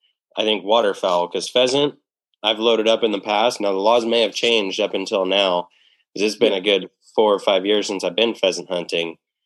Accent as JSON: {"language": "English", "town": "Finley", "region": "Washington", "country": "United States", "tie": "born or raised there", "said": "grew up in Finley."}